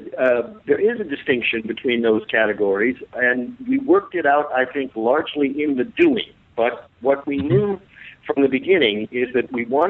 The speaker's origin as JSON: {"language": "English", "country": "United States", "tie": "born or raised there", "said": "growing up as an American in those years."}